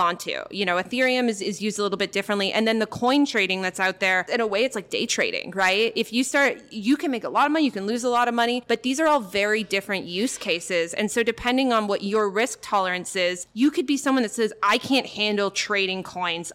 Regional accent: Canada; moved away; I'm Canadian

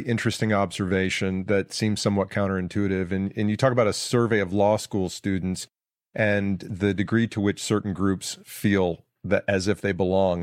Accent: Georgia, United States; moved away; I'm from Georgia

